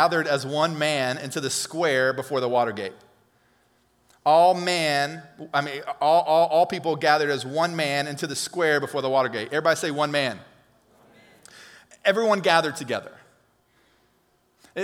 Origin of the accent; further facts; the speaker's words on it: Alabama, United States; We're from Alabama